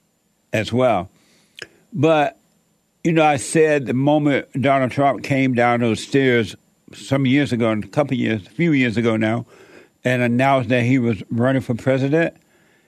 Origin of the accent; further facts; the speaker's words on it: Alabama, United States; growing up in Alabama